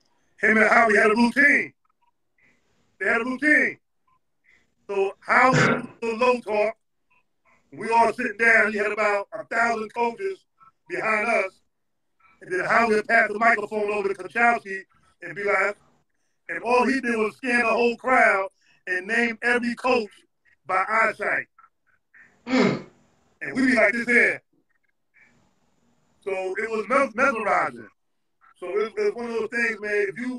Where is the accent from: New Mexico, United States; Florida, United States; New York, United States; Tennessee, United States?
New York, United States; okay, I'm coming from New York. I'm all city, first team.